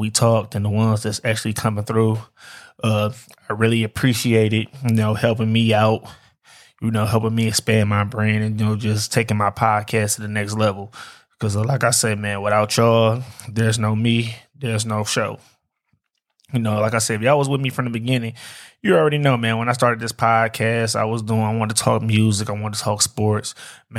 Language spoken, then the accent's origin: English; Detroit, Michigan, United States; I'm from Detroit, man, born and raised.